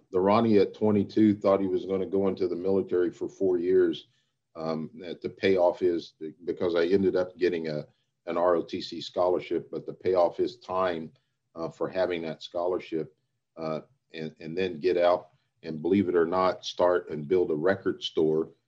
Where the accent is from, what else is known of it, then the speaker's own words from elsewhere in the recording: Anchorage, Alaska, United States; born there; also born or lived in Italy / Pakistan; grew up all over the place. Um, uh, was uh, born in Anchorage, Alaska, lived in Italy, lived in Pakistan, um